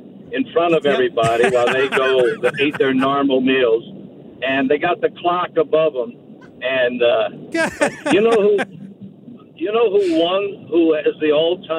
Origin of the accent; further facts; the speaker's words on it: St. Louis, Missouri, United States; moved away as an adult; now in Texas, United States; I grew up in St. Louis, went to Mizzou, but I got into teaching overseas. Now I live in Texas